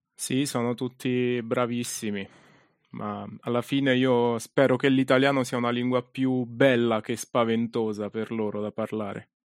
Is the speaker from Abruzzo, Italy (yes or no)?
no; Ascoli Piceno, Marche, Italy; io sono di Ascoli, quindi ho iniziato qui a San Benedetto